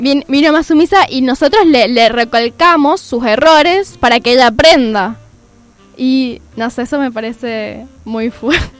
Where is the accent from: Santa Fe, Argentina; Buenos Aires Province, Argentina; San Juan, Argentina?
San Juan, Argentina; now in Córdoba, Argentina; porque soy sanjuanina